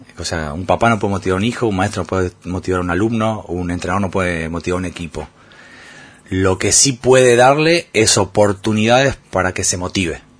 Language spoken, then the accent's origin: Spanish; Argentina; moved away as an adult; los argentinos nos quejamos